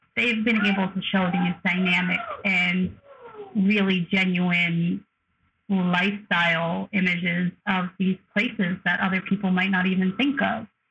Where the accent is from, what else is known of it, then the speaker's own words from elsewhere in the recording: New York, United States; I'm from the Northeast. I'm from New York. I'm from a very I think specific type of upbringing